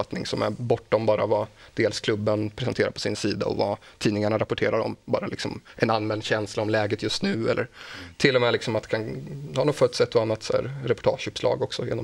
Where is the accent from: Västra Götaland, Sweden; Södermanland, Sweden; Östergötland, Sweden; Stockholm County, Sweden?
Östergötland, Sweden; Motala; jag håller på Motala AIF från min hemstad.